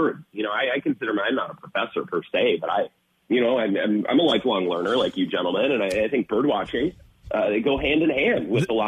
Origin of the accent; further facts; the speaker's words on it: Menomonie, Wisconsin, United States; I grew up in Menominee